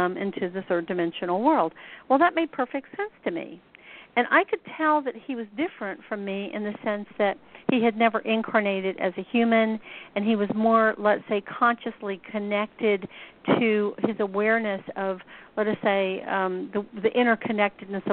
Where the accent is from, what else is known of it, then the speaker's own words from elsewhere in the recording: Deep South, United States; also born or lived in Atlanta, Georgia; I grew up here in the Deep South. I live in Atlanta